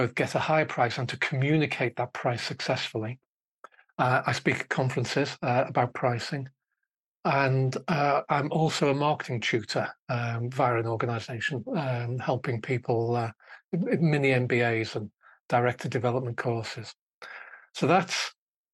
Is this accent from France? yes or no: no; Liverpool, North West England, United Kingdom; moved away; I grew up in Liverpool, and it's football, red or blue, and nothing else whatsoever